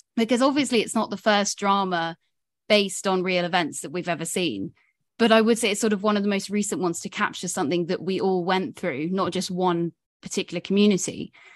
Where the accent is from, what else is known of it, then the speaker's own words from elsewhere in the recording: Somerset, South West England, United Kingdom; now in London, United Kingdom; I'm Somerset born and bred, despite now living in London